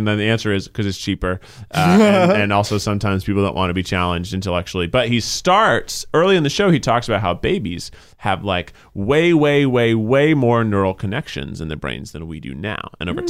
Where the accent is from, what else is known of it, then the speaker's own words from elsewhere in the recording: the South, United States; I am from the South.